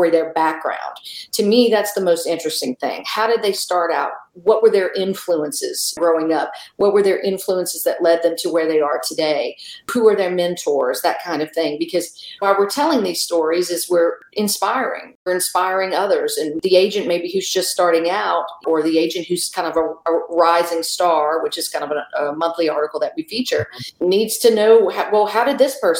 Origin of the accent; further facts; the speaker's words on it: South Louisiana, United States; moved away as an adult; now in Tulsa, United States; I was born and raised in South Louisiana.